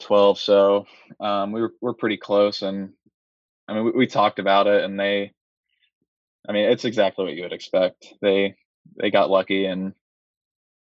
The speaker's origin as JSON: {"language": "English", "town": "Gainesville", "region": "Florida", "country": "United States", "tie": "born or raised there", "moved": "yes", "said": "go back to Gainesville and play in my hometown in front of my family"}